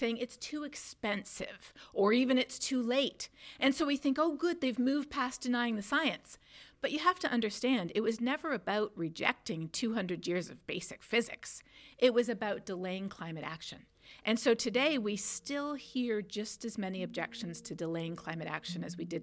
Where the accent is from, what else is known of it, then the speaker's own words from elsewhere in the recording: Canada; my home country of Canada